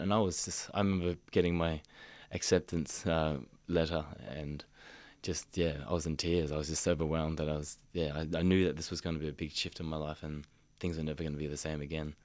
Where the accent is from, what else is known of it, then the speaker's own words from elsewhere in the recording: Mission Beach, Queensland, Australia; moved away; growing up in Mission Beach, I did feel isolated from my people